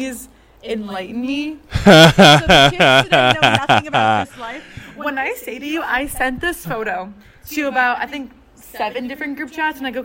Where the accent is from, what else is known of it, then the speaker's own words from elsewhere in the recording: Boston, Massachusetts, United States; I'm from Boston, so I'm a Celtics fan.